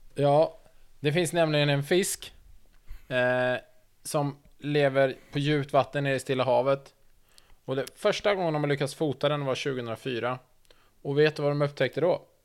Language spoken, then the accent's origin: Swedish; Sweden; som svensk